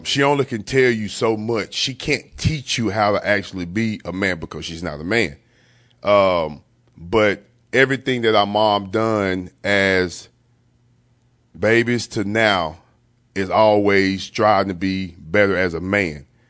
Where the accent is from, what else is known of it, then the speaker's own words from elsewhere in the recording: East Texas, United States; I was a young man at the time growing up in East Texas